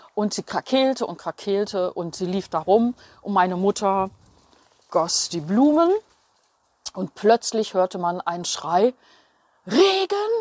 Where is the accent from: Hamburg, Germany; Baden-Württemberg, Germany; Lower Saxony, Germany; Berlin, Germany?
Berlin, Germany; Ich bin aufgewachsen in Berlin-Steglitz direkt an einer mehrspurigen Straße.